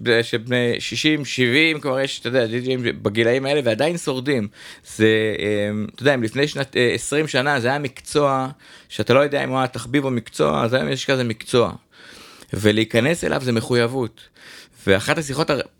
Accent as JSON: {"language": "Hebrew", "town": "Jerusalem", "region": "Jerusalem District", "country": "Israel", "tie": "born or raised there", "said": "אני ירושלמי, גדלתי במסדרונות האומן 17."}